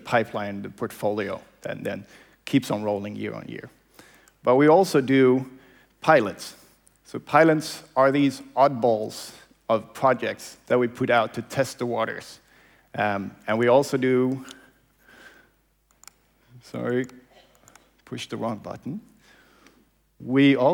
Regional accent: Malmö, Skåne, Sweden; this is my hometown. So this is where I grew up, Malmö

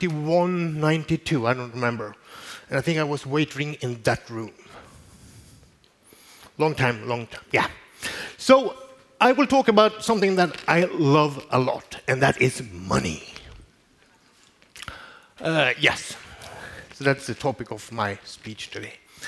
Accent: Malmö, Skåne, Sweden; since this is almost the first time I have I'm giving a speech in my hometown. I'm from Malmö.

